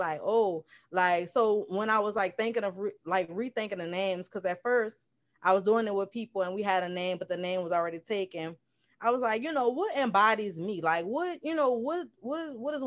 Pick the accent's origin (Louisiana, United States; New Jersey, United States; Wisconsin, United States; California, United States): Louisiana, United States; New Orleans; accent: NOLA; I'm from New Orleans, Louisiana.